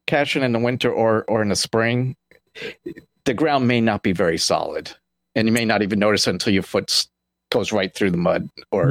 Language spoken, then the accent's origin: English; East Coast, United States; now in Oregon, United States; I grew up on the East Coast